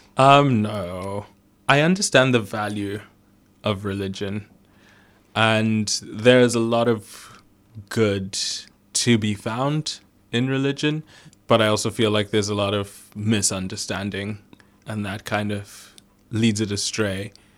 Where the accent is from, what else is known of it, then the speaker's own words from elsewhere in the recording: Zimbabwe; I was born in Zimbabwe